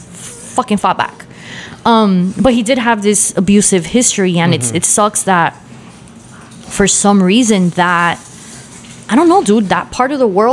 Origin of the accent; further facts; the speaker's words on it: Miami, Florida, United States; Because I grew up in Miami in Kinlock Park